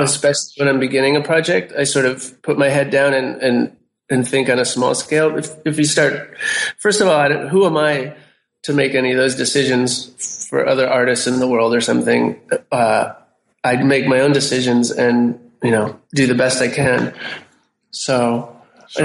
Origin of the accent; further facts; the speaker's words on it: United States; I'm an American and I'm a visual artist